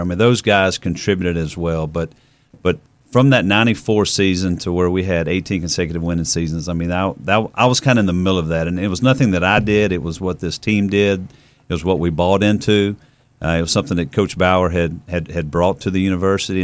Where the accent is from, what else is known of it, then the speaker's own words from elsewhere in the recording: Pace, Florida, United States; my hometown of Pace, Florida